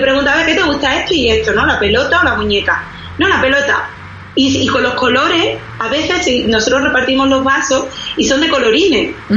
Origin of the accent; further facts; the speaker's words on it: Spain; yo soy de España